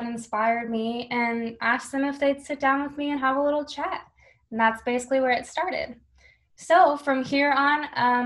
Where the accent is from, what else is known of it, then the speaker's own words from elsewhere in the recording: Buhler, Kansas, United States; also born or lived in Hutchinson, Kansas; I'm actually from Bueller or Hutchinson, Kansas. I went to Bueller High School